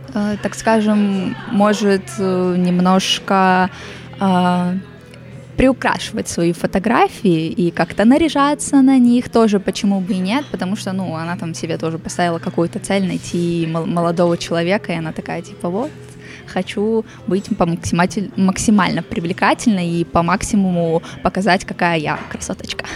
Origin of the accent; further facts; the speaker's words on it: Ussuriysk, Primorsky Krai, Russia; Я из Уссурийска